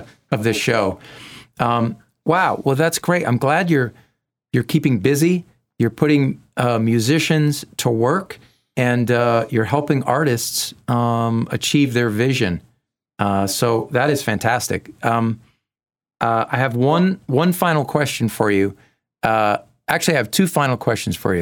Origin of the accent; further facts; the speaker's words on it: Massachusetts, United States; I'm from Massachusetts